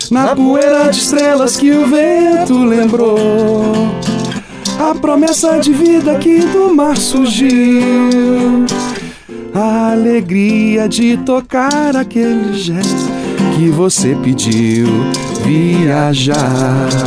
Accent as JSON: {"language": "Portuguese", "region": "Minas Gerais", "country": "Brazil", "said": "eu sou de Minas."}